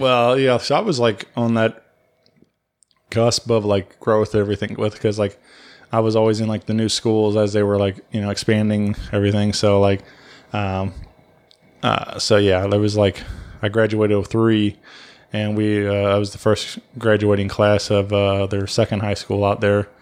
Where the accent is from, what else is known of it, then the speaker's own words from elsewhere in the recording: Wentzville, Missouri, United States; growing up in Wentzville, I always felt like it was, there was nothing to nothing in this town